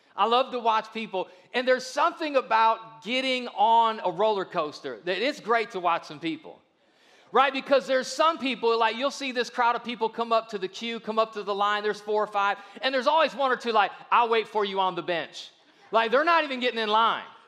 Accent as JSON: {"language": "English", "town": "Akron", "region": "Ohio", "country": "United States", "tie": "born or raised there", "said": "I grew up in Akron, Ohio, which is just right down the road"}